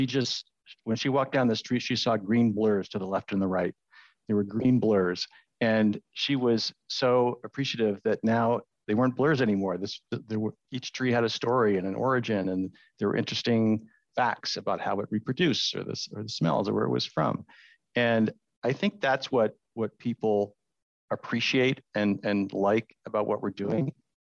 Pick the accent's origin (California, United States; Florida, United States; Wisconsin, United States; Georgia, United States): California, United States; San Diego; now in San Francisco, United States; And I'm from San Diego, which is the Tory pine is native to a little area near San Diego.